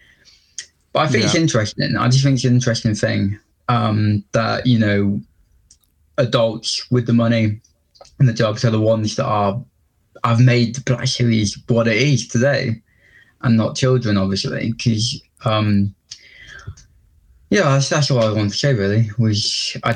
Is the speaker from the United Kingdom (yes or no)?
yes; England, United Kingdom; I'm from England